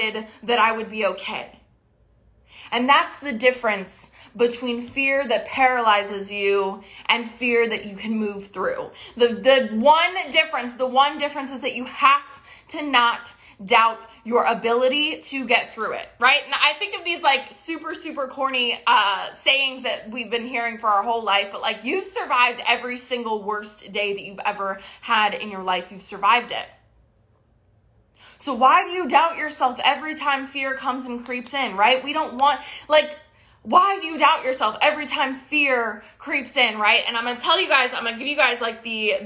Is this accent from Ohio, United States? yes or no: no; Maryland, United States; moved away as an adult; now in Texas, United States; I grew up in Maryland